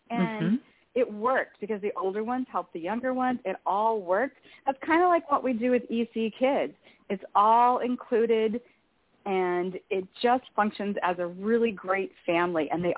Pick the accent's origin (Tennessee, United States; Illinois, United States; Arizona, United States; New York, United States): Arizona, United States; So I am from Arizona. In fact, I am in Scottsdale, Arizona right now.